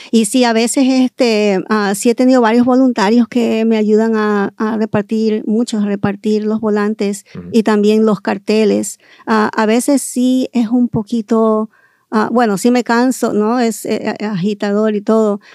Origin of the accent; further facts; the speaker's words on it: California, United States; also born or lived in Guayaquil, Ecuador; Yo nací en el Ecuador y ah, fui criada aquí en California desde, la edad de cinco años.